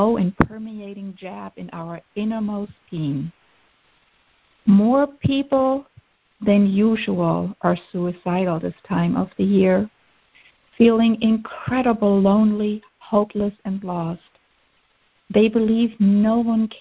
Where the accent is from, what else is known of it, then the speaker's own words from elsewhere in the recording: Germany; moved away; Growing up in Germany